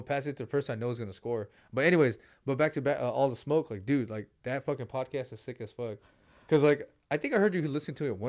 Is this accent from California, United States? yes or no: yes; Daly City, California, United States; I'm Filipino, and I went to Jefferson High School in Daly City, man.